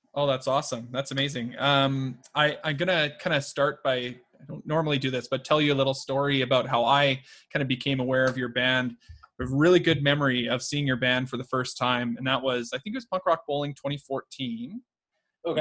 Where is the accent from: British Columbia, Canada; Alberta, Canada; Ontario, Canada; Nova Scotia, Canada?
Alberta, Canada; Edmonton; So I'm from Edmonton, Alberta.